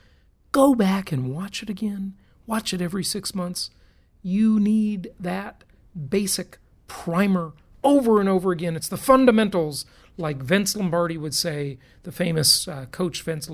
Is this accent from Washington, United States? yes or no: no; California, United States; moved away; my home state, the Socialist Republic of California, it's a disaster. I'm glad I left.